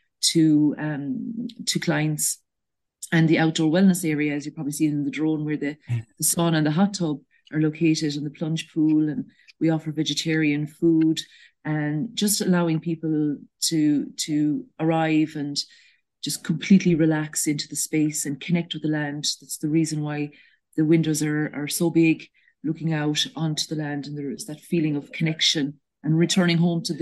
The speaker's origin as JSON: {"language": "English", "area": "North Clare", "region": "Munster", "country": "Ireland", "tie": "born or raised there", "also_born_or_lived": "Ballinacally, County Clare", "said": "I grew up in Rowan, which is in North Clare, and I'm 20 years in Ballinacalli now with my husband."}